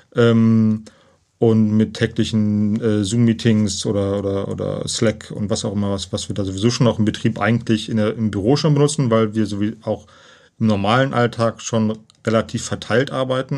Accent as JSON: {"language": "German", "area": "near Cologne", "region": "North Rhine-Westphalia", "country": "Germany", "tie": "born or raised there", "said": "komme aus Köln, gebürtig aus der Nähe von Köln."}